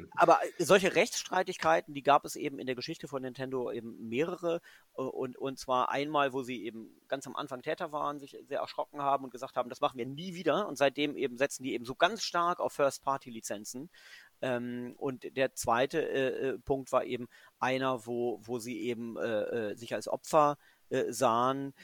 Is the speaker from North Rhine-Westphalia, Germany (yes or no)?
no; Göttingen, Lower Saxony, Germany; also born or lived in England / Cologne; now in Frankfurt, Germany; Ich bin ja kein äh, gebürtiger Frankfurt. ich bin ja, bin ja Göttinger. Ich äh, bin quasi ähm, protestantische